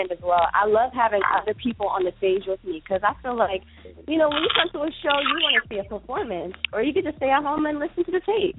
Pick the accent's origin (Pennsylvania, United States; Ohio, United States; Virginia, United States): Virginia, United States; now in New York, United States; my hometown of Virginia